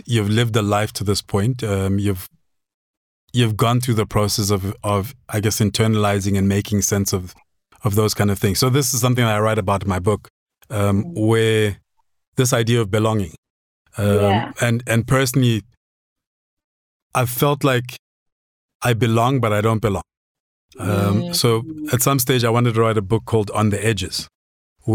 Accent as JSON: {"language": "English", "town": "Maseru", "country": "Lesotho", "tie": "born or raised there", "moved": "yes", "lives_now": "South Africa", "said": "I learned Sesotho growing up in Lesotho"}